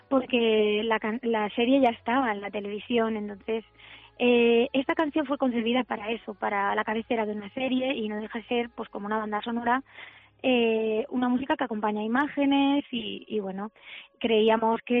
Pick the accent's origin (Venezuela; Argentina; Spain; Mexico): Spain; Alicante, Valencian Community; yo soy de Alicante y en mi tierra se dice palante como